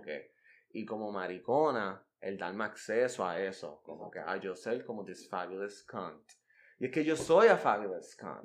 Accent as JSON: {"language": "Spanish", "country": "Puerto Rico", "said": "yo soy el Almodóvar puertorriqueño"}